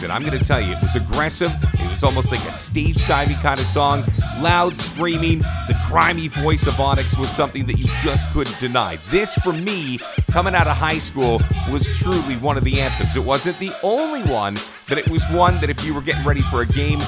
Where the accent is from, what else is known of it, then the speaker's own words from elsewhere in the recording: Toronto, Ontario, Canada; As a kid growing up in Toronto